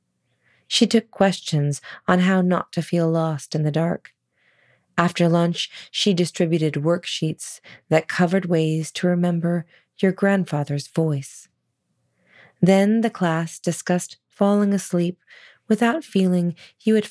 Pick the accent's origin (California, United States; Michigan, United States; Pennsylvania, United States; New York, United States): California, United States; Sonoma; we did learn some plant identification growing up in Sonoma, California in the 80s